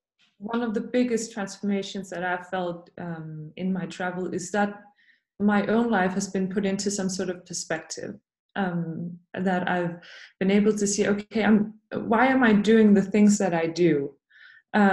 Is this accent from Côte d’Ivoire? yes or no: no; Denmark; moved away as an adult; now in Greenland; I'm originally from Denmark, but I have been living in Greenland for the past 4 years